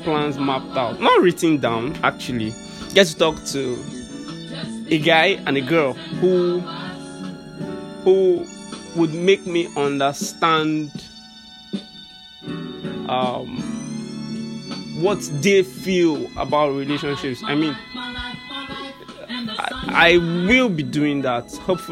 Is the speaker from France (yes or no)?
no; Nigeria